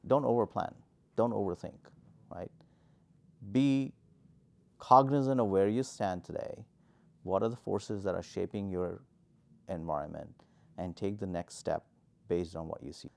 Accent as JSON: {"language": "English", "country": "India", "tie": "born or raised there", "also_born_or_lived": "New Delhi / Boston", "moved": "as an adult", "said": "born and raised in India"}